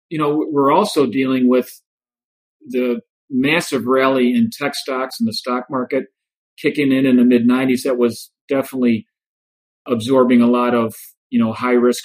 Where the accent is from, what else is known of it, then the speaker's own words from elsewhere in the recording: Joliet, Illinois, United States; moved away as an adult; growing up in Joliet